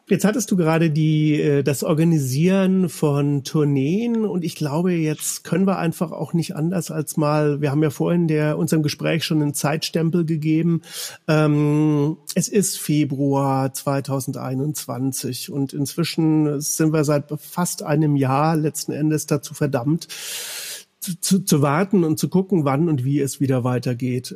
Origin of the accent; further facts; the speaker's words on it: Bavaria, Germany; moved away as an adult; also born or lived in Cologne; ich bin in Bayern aufgewachsen